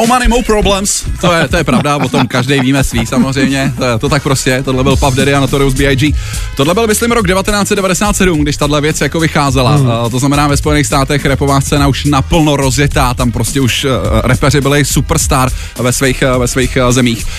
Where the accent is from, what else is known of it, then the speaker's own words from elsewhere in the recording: Prague, Czechia; jsem Pražák